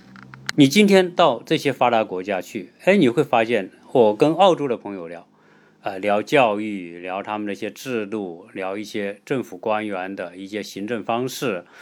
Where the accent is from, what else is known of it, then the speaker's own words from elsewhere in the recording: China; 哎，我们从中国来的到其他这些西方国家，你会发现很多方面会有很大的差别。